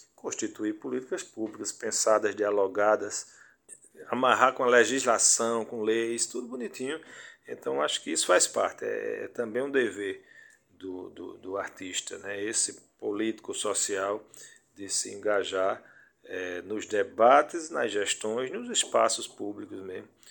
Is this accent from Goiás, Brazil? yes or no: no; Afogados da Ingazeira, Pernambuco, Brazil; Eu sou de Afogados da Engazeira